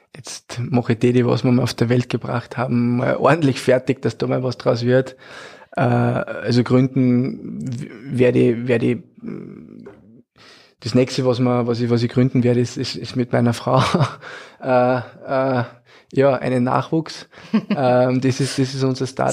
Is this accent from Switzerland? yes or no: no; Austria; als Österreicher